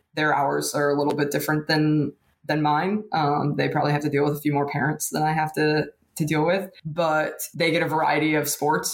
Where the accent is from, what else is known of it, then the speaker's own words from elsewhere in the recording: State College, Pennsylvania, United States; moved away as an adult; now in Lexington, United States; that's my hometown